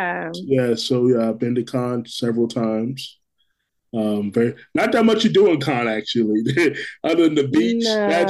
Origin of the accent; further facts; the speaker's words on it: New York City, New York, United States; I was born in Brooklyn. My parents are Jamaican, both sides.